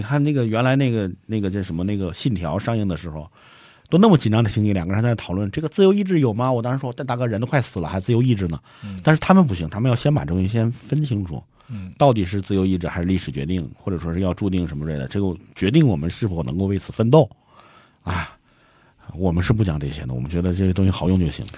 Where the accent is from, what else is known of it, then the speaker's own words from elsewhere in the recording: China; 我们中国人